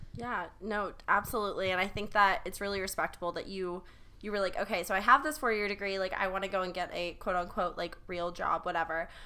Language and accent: English; South Carolina, United States; growing up in South Carolina